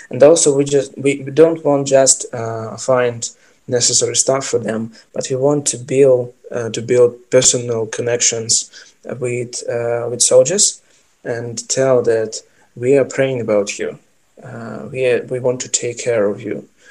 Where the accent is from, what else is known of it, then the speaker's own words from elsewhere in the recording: Ukraine; also born or lived in Kyiv; I'm from Ukraine